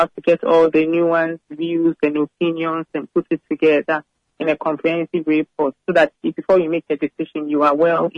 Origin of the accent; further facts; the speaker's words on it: Central Region, Ghana; moved away; I'm from the central region